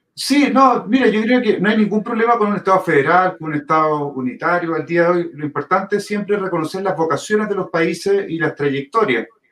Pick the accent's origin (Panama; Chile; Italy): Chile; Viña del Mar, Valparaíso; moved away as an adult; now in Santiago, Chile; Yo soy de Viña, vivo en Santiago principalmente por temas laborales